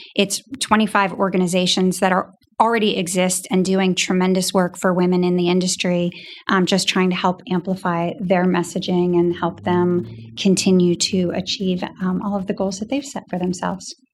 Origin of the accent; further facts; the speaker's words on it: New Hampshire, United States; a little girl growing up in New Hampshire